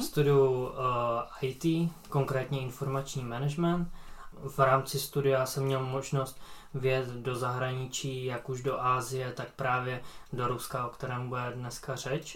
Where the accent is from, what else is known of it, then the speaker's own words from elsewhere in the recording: Czechia; jako jediný Čech tam